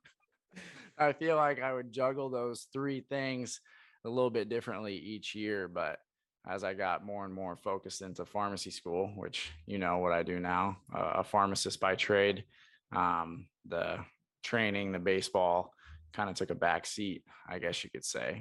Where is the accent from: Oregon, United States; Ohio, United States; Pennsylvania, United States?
Oregon, United States; Portland; moved away as an adult; also born or lived in Brookings, South Dakota; I'm from Portland, Oregon, which is a complete polar opposite